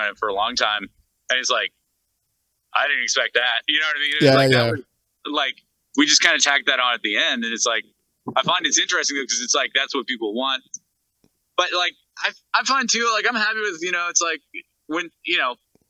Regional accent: Bedford, Nova Scotia, Canada; also born or lived in New Glasgow, Nova Scotia / Sackville, Nova Scotia; I was born in New Glasgow and then we lived in Sackville and then I was kind of raised in Bedford as well

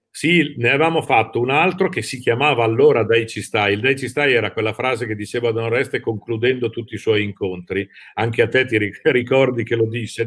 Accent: Lombardy, Italy; moved away as an adult; now in Rimini, Italy; dalla Lombardia, mia città natale, mi sono trasferito ah, a Rimini

